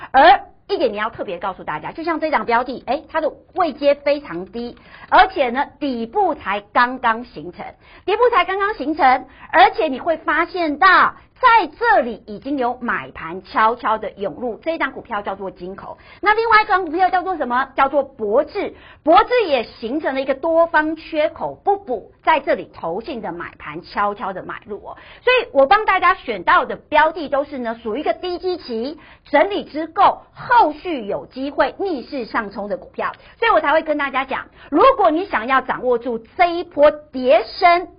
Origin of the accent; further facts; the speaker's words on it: Taiwan; 因为我们台湾人很喜欢存股嘛